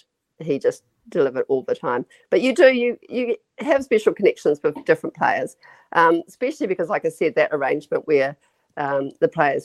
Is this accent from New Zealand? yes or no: yes; New Zealand; as a Kiwi